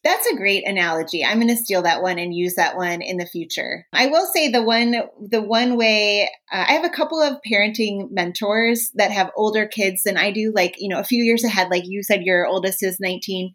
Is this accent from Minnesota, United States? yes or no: yes; Minnesota, United States; I'm from Minnesota. Hockey's a huge here.